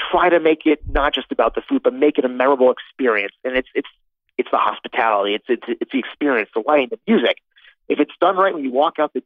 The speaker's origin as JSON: {"language": "English", "region": "Connecticut", "country": "United States", "tie": "born or raised there", "moved": "yes", "lives_now": "New York, United States", "said": "I was a little budding food geek growing up in Connecticut, very close to New York City"}